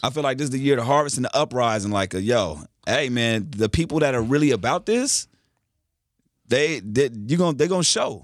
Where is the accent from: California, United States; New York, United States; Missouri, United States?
California, United States; Carson; I'm from Carson